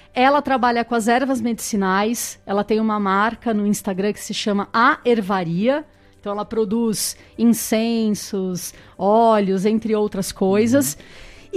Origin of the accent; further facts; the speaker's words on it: São Paulo, Brazil; now in Botucatu, Brazil; eu sou paulista e vim para Botucatu há seis anos que eu estou morando nessa cidade